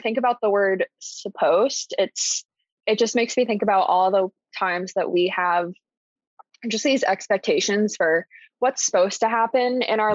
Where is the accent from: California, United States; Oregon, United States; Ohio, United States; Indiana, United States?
Indiana, United States; Columbus; also born or lived in Boston / Bloomington, Indiana; I grew up in Columbus, Indiana pretty medium sized town, small city.